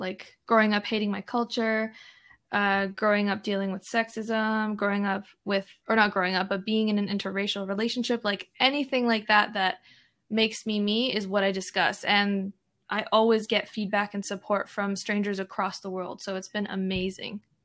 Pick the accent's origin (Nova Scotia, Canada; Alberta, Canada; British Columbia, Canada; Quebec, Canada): Alberta, Canada; me and my siblings were born and raised in Canada